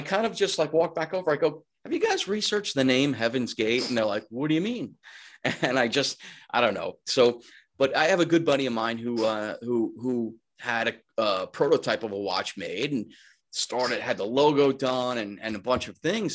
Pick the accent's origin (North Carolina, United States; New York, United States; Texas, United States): New York, United States; Long Island; also born or lived in Suffolk County / Manhattan; I'm from Long Island, born and raised. I still live here